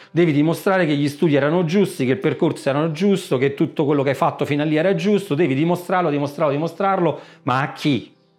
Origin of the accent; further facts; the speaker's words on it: Sora, Lazio, Italy; vengo da Sora, Frosinone